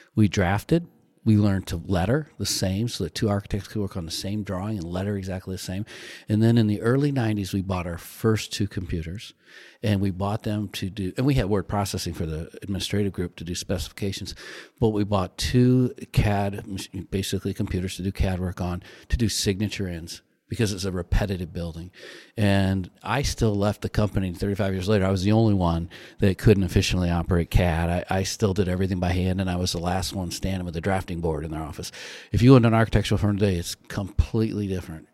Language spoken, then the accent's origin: English; South Bend, Indiana, United States; I grew up in South Bend, went to the University of Notre Dame